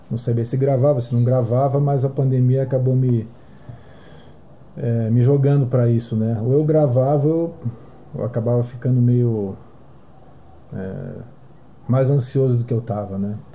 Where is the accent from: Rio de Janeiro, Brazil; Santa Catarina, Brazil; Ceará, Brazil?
Rio de Janeiro, Brazil; born there; eu nasci no mato, na época no Rio de Janeiro, né?